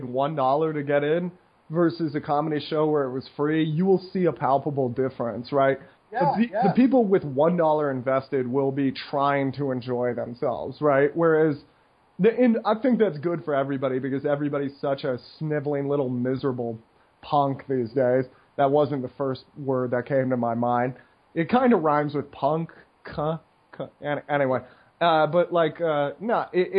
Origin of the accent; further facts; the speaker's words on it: United States; moved away; I'm an American once in a while in this neighborhood